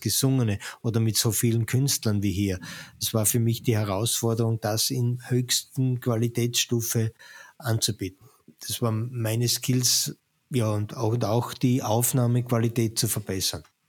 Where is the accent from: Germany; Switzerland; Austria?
Austria; wir als Österreicher